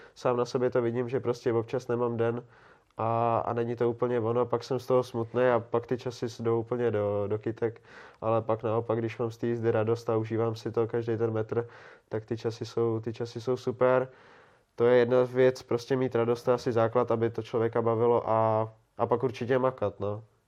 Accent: Prague, Czechia; já jsem Pražák

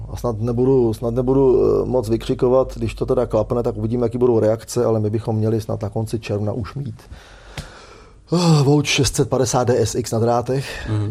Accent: Czechia; U nás v Čechách

